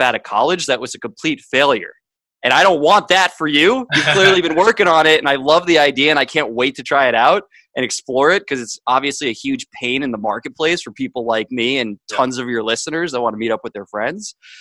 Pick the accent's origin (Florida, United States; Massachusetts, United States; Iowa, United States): Massachusetts, United States; Boston; also born or lived in Miami; I grew up in an upper middle class family north of Boston